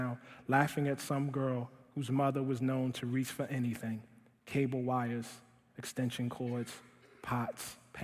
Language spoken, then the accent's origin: English; Baltimore, Maryland, United States; moved away; kicked out of a magnet school in my hometown of Baltimore